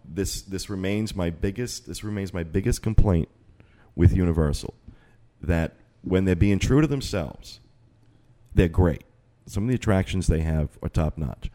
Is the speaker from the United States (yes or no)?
yes; Northeast, United States; now in Orlando, United States; we're from the Northeast